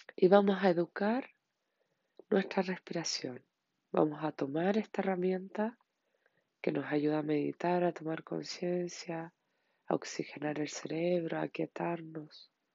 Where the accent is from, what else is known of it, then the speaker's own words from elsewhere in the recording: Chile; en mi país, Chile